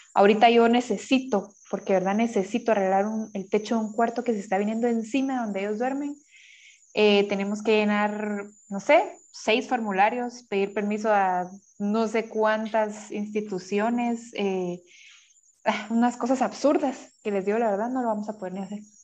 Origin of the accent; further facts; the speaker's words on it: Guatemala; Como guatemaltecos